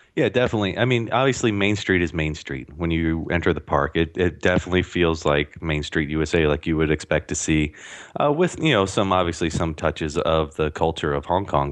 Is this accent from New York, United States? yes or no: no; St. Louis, Missouri, United States; I'm from Saint Louis